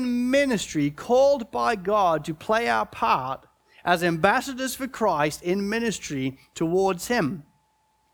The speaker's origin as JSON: {"language": "English", "country": "United Kingdom", "said": "as a British person"}